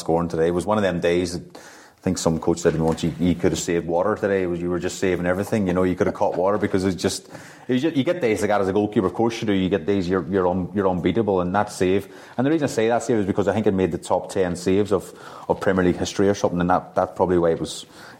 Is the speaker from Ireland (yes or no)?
yes; Lifford, County Donegal, Ireland; growing up in Ireland, we mentioned Ireland and Donegal and Lifford